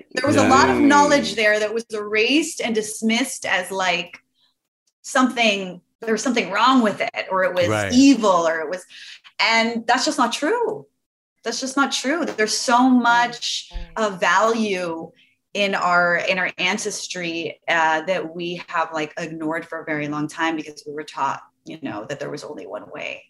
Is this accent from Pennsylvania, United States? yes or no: no; Los Angeles, California, United States; Oh, LA.